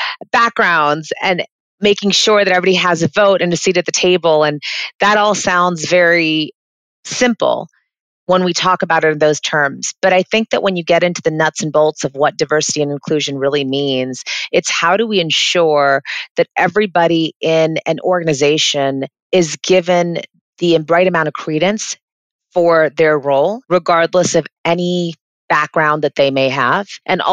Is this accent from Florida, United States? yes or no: yes; Florida, United States; also born or lived in England; I kind of grew up everywhere. I was born in England, but have lived kind of all over the States, but majoritarily in Florida.